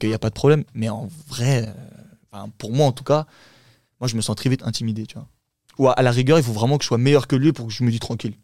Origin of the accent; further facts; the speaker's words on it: Champigny-sur-Marne, Île-de-France, France; first language Turkish; French is a second language; also born or lived in Saint-Brieuc, Brittany; je suis né euh, là-bas et je suis resté au bout de deux ans. On est venu sur Paris